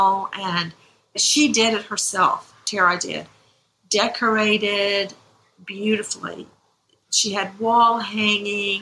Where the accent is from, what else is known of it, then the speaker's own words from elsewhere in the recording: Macon, Georgia, United States; I'm from Macon, Georgia, the really big county, out in the middle of really nowhere, where all you could see were tall pine trees and soybean fields. That's where I come from. And Hawkinsville is just a hop, skip, and a jump away from where I grew up